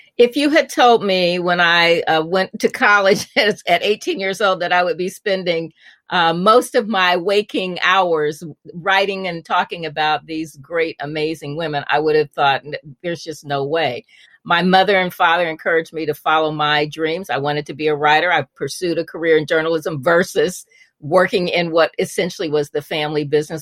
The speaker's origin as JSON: {"language": "English", "town": "Indianapolis", "region": "Indiana", "country": "United States", "tie": "born or raised there", "also_born_or_lived": "Chicago", "said": "I was born in Chicago, and, but I grew up in Indianapolis, which is where both of my parents were from"}